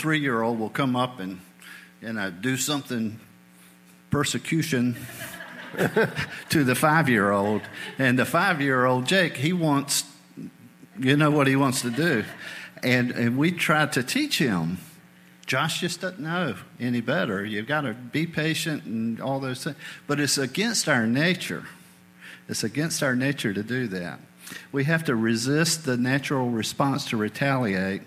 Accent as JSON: {"language": "English", "region": "New England", "country": "United States", "tie": "born or raised there", "moved": "yes", "said": "I spent several years growing up in New England."}